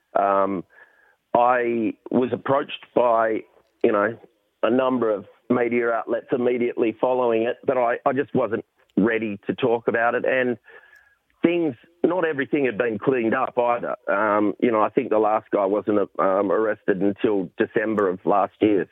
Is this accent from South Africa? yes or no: no; Perth, Western Australia, Australia; now in Sydney, Australia; I'm from Perth originally